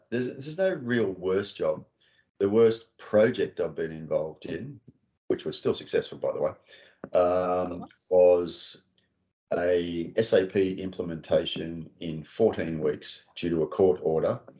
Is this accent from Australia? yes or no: yes; Sydney, New South Wales, Australia; In North Sydney, Mater yeah. Hospital.